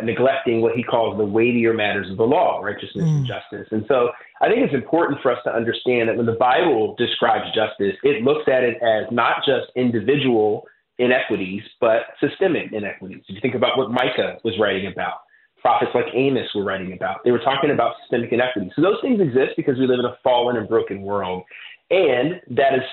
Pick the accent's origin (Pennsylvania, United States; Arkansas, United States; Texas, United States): Pennsylvania, United States; Philadelphia; moved away as an adult; now in Cincinnati, United States; I grew up in Philadelphia, the city of brotherly love, and grew up there, really steeped in the Black church experience